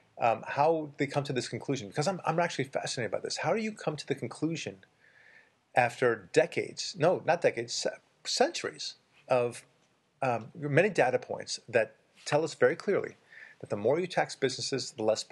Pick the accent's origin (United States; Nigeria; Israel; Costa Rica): Israel; I'm Jewish and I was born in Israel.